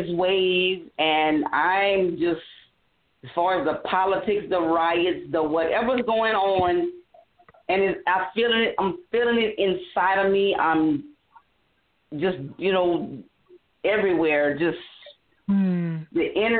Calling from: Louisiana, United States; from Louisiana.

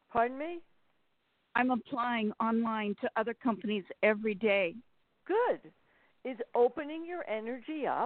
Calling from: Sacramento, California, United States; from Sacramento.

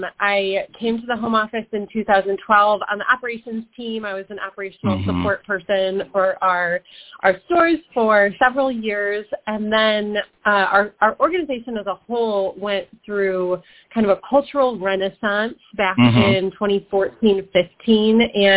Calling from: Southeast Michigan, United States; I am calling from surprisingly sunny Michigan, Southeast Michigan.

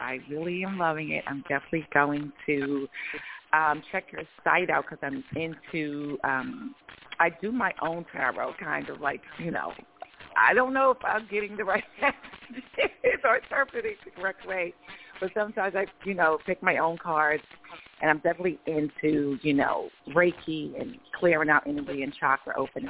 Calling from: Georgia, United States; I'm calling from Georgia.

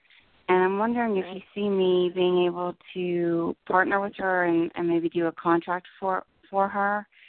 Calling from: New Jersey, United States; New Jersey.

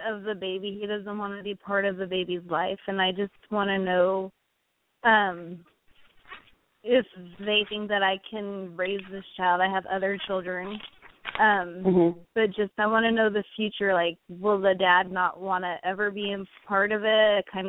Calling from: California, United States; from California.

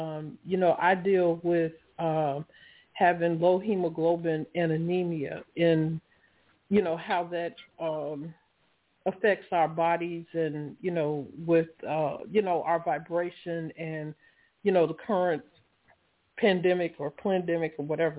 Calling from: Laurel, Maryland, United States; I'm calling from Laurel, Maryland.

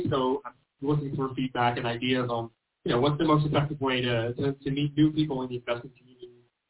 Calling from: Los Angeles, California, United States; Hi, I'm in Los Angeles.

